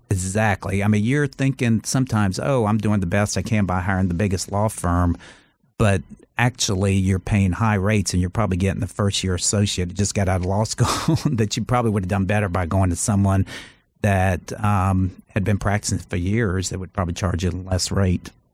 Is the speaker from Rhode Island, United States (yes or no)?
no; Charleston, South Carolina, United States; moved away as an adult; also born or lived in Los Angeles; I grew up in Charleston.